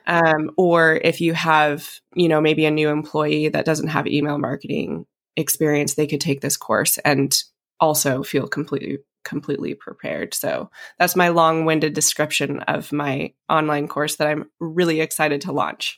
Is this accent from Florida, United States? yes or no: no; Coeur d'Alene, Idaho, United States; moved away; also born or lived in Napa, California; coming from Idaho and growing up in Coeur d'Alene on the lake